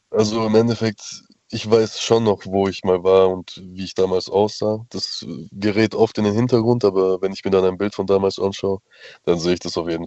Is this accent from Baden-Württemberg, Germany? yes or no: yes; Stuttgart, Baden-Württemberg, Germany; ich bin aus Stuttgart.